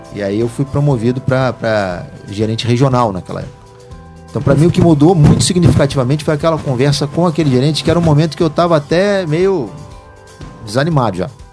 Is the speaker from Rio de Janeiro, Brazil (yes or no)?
yes; Rio de Janeiro, Brazil; moved away as an adult; also born or lived in Ribeirão Preto, São Paulo / interior of Minas Gerais / São Paulo; depois nós mudamos para o Rio de Janeiro. Ali eu estudei, passei minha infância inteira, minha adolescência